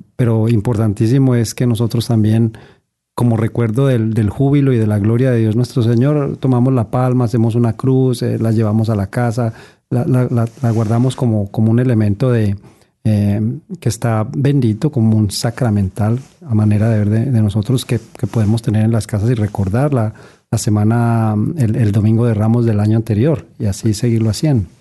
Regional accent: Pereira, Risaralda, Colombia; moved away; en la ciudad de donde yo vengo, que se llama Pereira

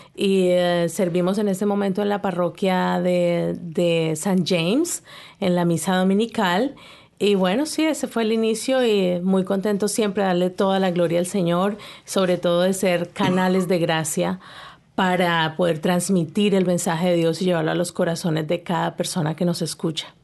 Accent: Colombia; now in Canada; yo soy colombiana.

